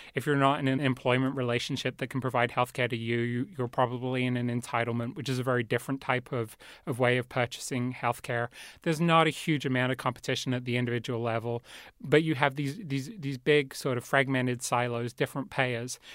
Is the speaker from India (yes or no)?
no; England, United Kingdom; moved away; I grew up in England